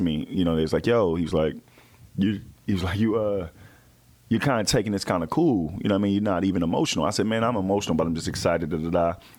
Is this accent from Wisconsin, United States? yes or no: no; Texas, United States; I'm from Texas.